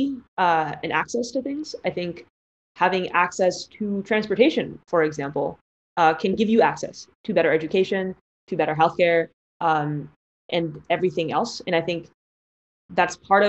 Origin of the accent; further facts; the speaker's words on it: Palo Alto, California, United States; I grew up in the Bay Area, in Palo Alto, surrounded by all the large tech companies